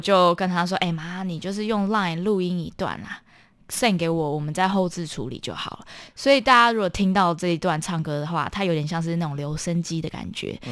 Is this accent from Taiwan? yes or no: yes; Taiwan; 我是从小在台湾接受古典音乐教育的